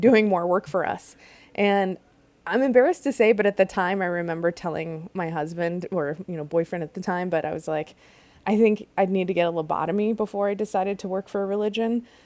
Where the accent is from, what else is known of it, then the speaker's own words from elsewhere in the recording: outside Chicago, Illinois, United States; I grew up outside Chicago in a suburb